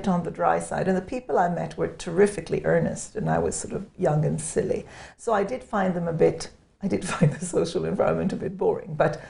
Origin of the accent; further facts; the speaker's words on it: Jerusalem, Jerusalem District, Israel; Yeah, I grew up in Israel, and from the age of 12 I was in Jerusalem.